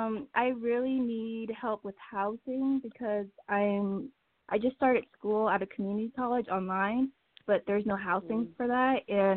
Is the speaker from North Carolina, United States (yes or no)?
yes; North Carolina, United States; I'm from North Carolina.